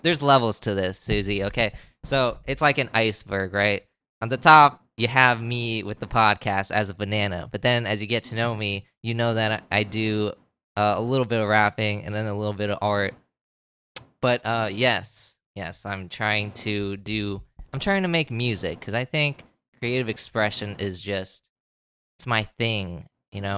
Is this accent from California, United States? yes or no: no; Florida, United States; I've been living in one state my entire life